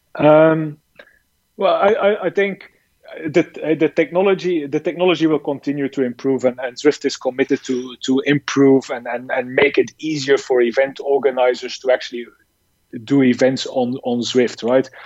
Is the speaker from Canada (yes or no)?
no; Belgium; moved away as an adult; also born or lived in China; I'm from Belgium uh, originally